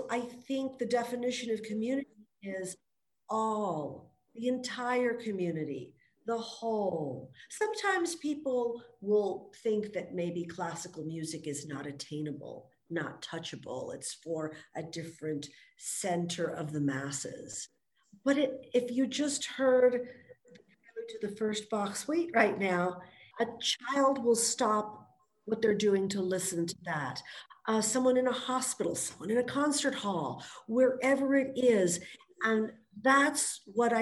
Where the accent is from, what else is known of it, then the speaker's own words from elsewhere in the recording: El Paso, Texas, United States; also born or lived in Los Angeles, United States; So I grew up in Los Angeles. I moved here when I was about 10, 11. And El Paso is home